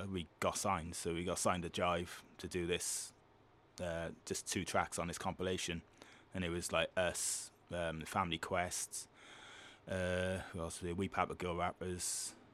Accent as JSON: {"language": "English", "town": "Cardiff", "region": "Wales", "country": "United Kingdom", "said": "I'm a Fordy from St. Mellon's."}